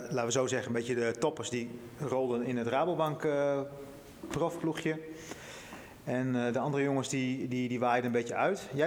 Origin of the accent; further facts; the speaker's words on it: North Netherlands, Netherlands; Dat wij als, als Noorderlingen gewoon ehm, het wat lastiger hebben om een contractje ergens te krijgen dan de jongens uit het, uit het Westen of uit het Zuiden.